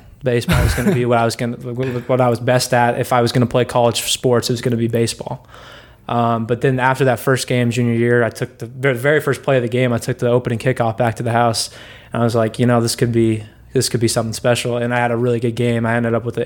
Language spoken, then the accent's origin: English; Washington, United States; I'm from Washington